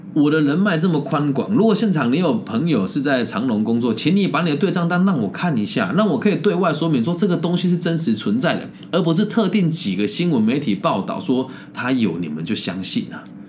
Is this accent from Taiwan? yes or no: yes; Taiwan; moved away as an adult; 我回到台湾找工作也是从零开始啊